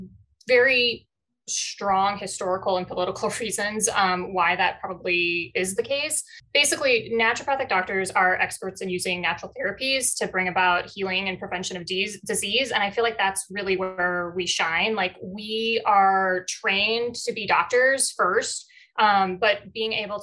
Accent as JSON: {"language": "English", "town": "Casa Grande", "region": "Arizona", "country": "United States", "tie": "born or raised there", "said": "I grew up in Casa Grande"}